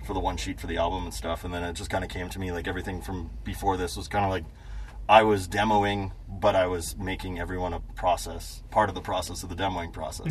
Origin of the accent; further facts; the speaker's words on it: Manitoba, Canada; I'm Canadian.